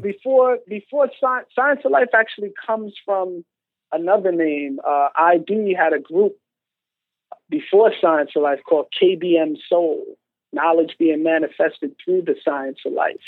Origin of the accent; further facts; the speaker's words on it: New York City, New York, United States; also born or lived in Bronx, New York / Landover, Maryland; came back to New York and was in Far Rockaway, Queens. Okay and chilled there to probably early high school